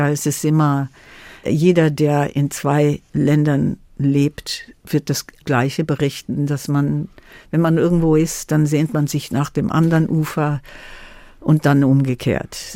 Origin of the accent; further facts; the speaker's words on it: Germany; first language German; Deswegen habe ich mich auch geärgert, dass die Deutschen mir keine Bürgerschaft geben wollten, weil Deutsch war meine Muttersprache. Ich bin in Deutschland mehr oder weniger aufgewachsen